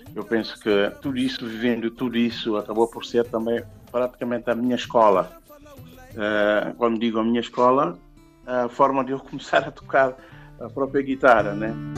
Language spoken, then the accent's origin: Portuguese; Bissau, Guinea-Bissau; also born or lived in Cacheu; Toda a minha infância foi em Bissau